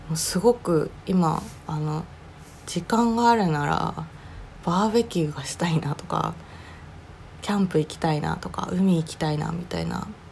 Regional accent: Oga, Akita, Japan; moved away; 私の実家は秋田県の男鹿市旧若見町にありましてえー、っと兼業なんですけど農家を営んでいます

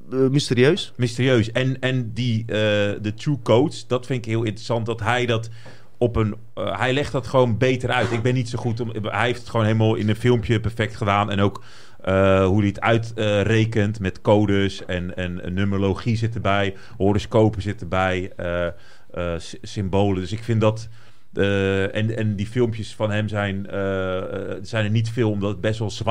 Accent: Brazil; En ik ben een Braziliaan, hè.

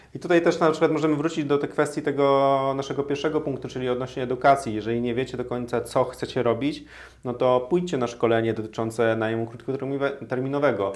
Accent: Toruń, Kuyavian-Pomeranian Voivodeship, Poland; now in Warsaw, Poland; ja pochodzę z Torunia

